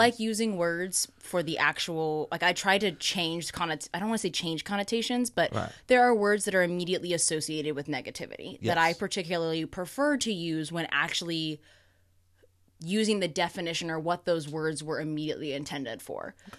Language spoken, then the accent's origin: English; Oklahoma, United States; The Oklahoman in me.